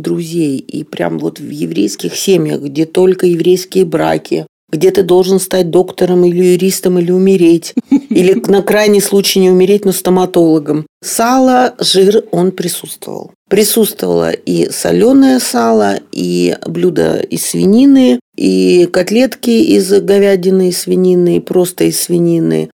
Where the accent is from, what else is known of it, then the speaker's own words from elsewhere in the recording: Odesa, Odesa Oblast, Ukraine; я родилась в Одессе